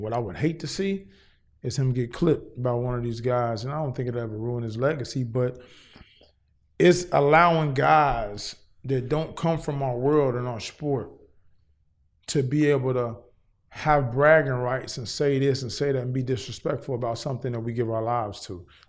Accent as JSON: {"language": "English", "town": "Cincinnati", "region": "Ohio", "country": "United States", "moved": "yes", "lives_now": "Los Angeles, United States", "said": "I'm originally from Cincinnati, Ohio"}